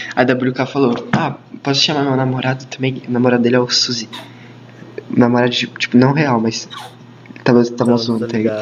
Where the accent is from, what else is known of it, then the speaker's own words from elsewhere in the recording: São Paulo, Brazil; eu sou paulista